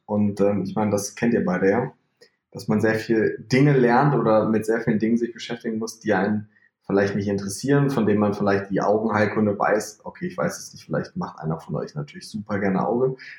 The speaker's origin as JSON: {"language": "German", "region": "North Rhine-Westphalia", "country": "Germany", "also_born_or_lived": "Leipzig / Magdeburg", "said": "Ich komme aus NRW, ich wohne in Bonn"}